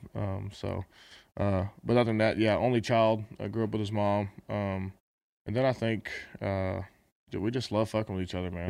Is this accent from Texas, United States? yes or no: yes; Texas, United States; I guess we're both from Texas